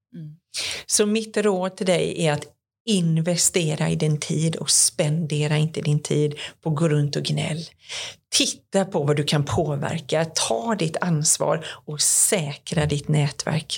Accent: Sweden; jag är från Sverige

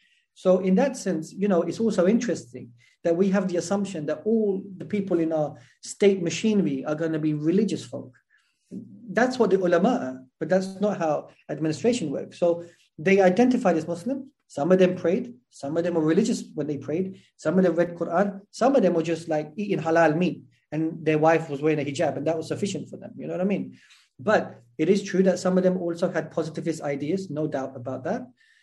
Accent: England, United Kingdom; born or raised there

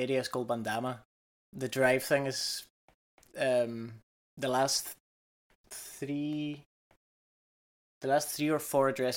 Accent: Canary Islands, Spain; now in Scotland; I'm from the Canaries

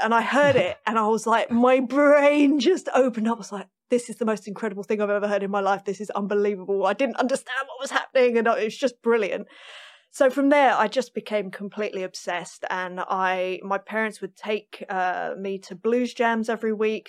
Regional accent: London, United Kingdom; I grew up in North London

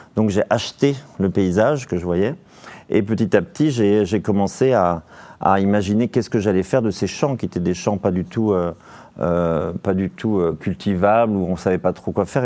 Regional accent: Vendée, Pays de la Loire, France; chez moi en Vendée

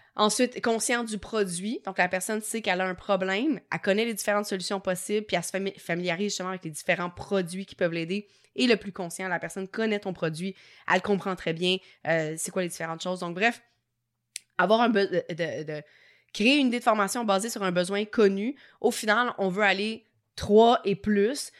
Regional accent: Quebec, Canada; accent: Québécois; mon petit accent québécois

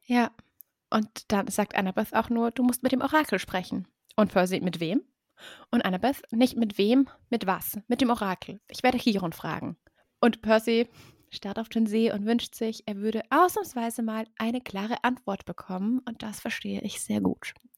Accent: Baden-Württemberg, Germany; Und wir, Baden-Württemberg

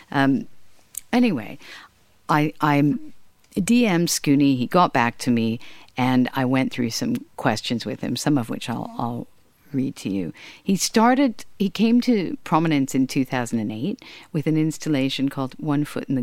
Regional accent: Hollywood, California, United States; a lot of Hollywood connections. Uh, not through any thing other than being around them, uh, like growing up in Hollywood

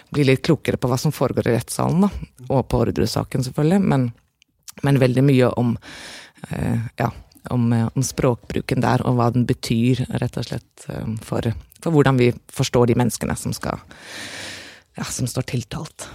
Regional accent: Norway; moved away; also born or lived in Aarhus, Denmark; jeg var norsk

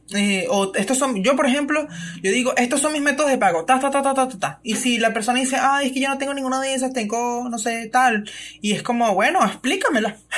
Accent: Venezuela; nosotros como venezolanos

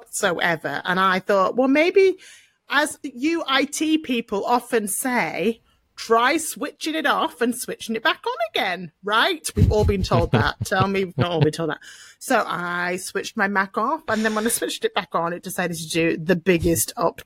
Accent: United Kingdom; we're British

